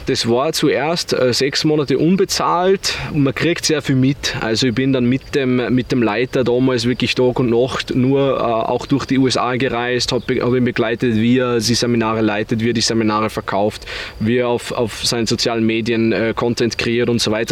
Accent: Bad Aussee, Styria, Austria; moved away as an adult; also born or lived in Vienna

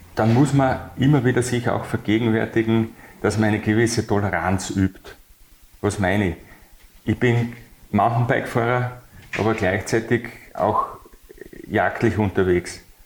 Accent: Bad Mitterndorf, Styria, Austria; also born or lived in Bad Aussee / Graz / Brussels; geboren in Bad Aussee, aufgewachsen in Bad Mitterndorf, wo ich mich nach wie vor sehr wohl fühle

